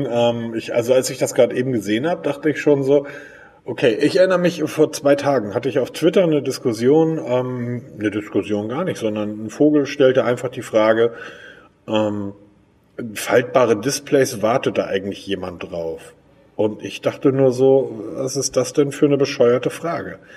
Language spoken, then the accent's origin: German; Hamburg, Germany; Ich bin Hamburger, entschuldige bitte.